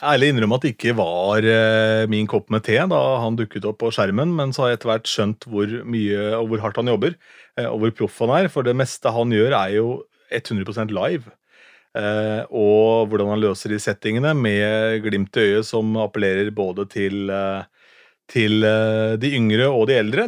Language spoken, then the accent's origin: Norwegian; Askim, Østfold, Norway; moved away; Jeg er fra Askim da, opprinnelig